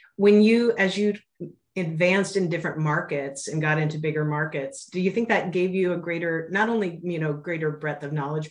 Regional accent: Spokane, Washington, United States; moved away; I grew up actually in Spokane, Washington

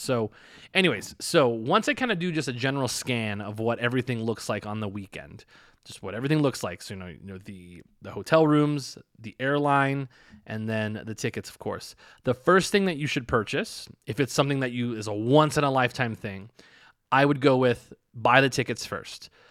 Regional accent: United States; now in Las Vegas, United States; I'm from the United States

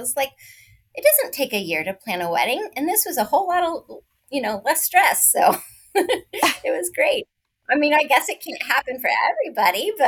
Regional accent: Northern California, United States; also born or lived in San Diego, California / DC area; I'm originally from Northern California, but I have moved to San Diego

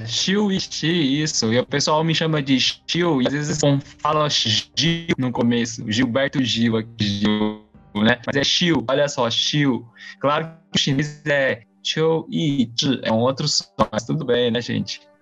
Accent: São Paulo, Brazil; also born or lived in Taiwan; eu vim com cinco anos, de, eu nasci em Taiwan, vim com cinco anos pro Brasil, a maior parte da vida eu morei em São Paulo

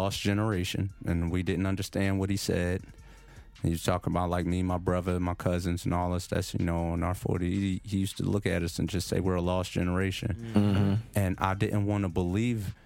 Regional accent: Philadelphia, Pennsylvania, United States; growing up in Philly

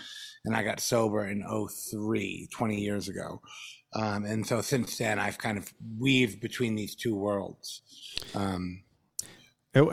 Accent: Norfolk, Virginia, United States; born there; Well, I was born in 1974 in Norfolk, Virginia.

